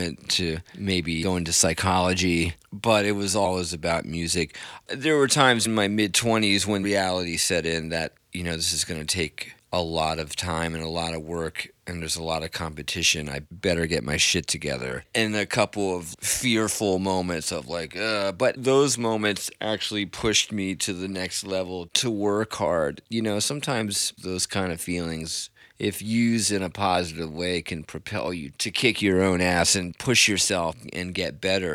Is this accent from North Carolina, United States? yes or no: yes; Southern Pines, North Carolina, United States; moved away as an adult; also born or lived in New York City; now in New York, United States; Then I moved down to Southern Pines, North Carolina when I was 8 years old